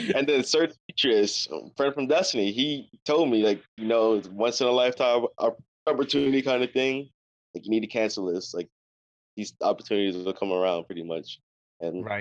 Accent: New York, United States; I'm from New York

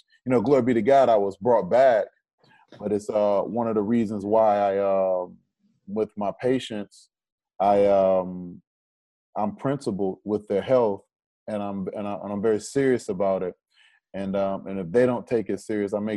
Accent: Detroit, Michigan, United States; I'm from Detroit

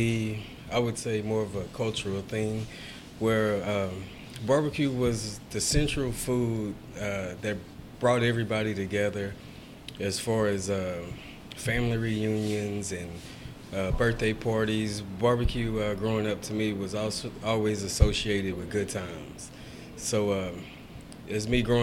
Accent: Houston, Texas, United States; I'm born and raised in Houston

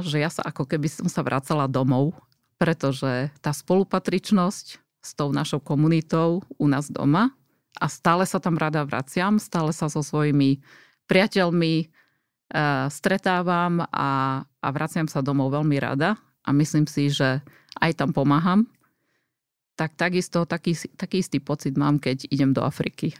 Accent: Jelšava, Banská Bystrica Region, Slovakia; moved away as an adult; pochádzam z Gemera, z Jelšavy, ktorá e, vždy mala e, tú svoju e, rómskú komunitu. A vlastne som vyrastala v takejto komunite

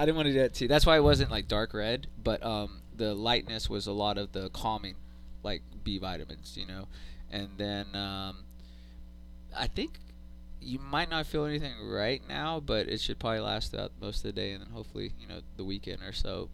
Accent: Austin, Texas, United States; I grew up here in Austin

